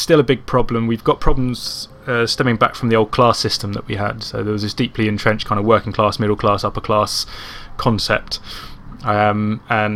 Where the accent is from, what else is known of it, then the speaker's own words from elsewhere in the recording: Croydon, London, United Kingdom; now in Gloucester, United Kingdom; from Croydon